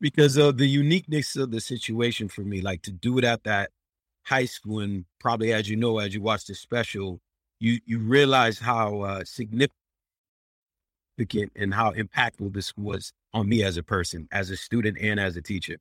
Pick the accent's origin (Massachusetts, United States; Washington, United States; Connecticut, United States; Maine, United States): Massachusetts, United States; Worcester; I did it in my hometown, in my home city, and, uh, uh, and it's in Worcester, Mass. I'm a Boston comedian, but I'm, I'm from Worcester